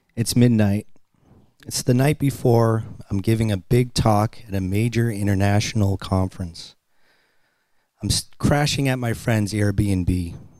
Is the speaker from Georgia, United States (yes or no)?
no; Boston, Massachusetts, United States; I'm a kid from Boston, and I grew up on welfare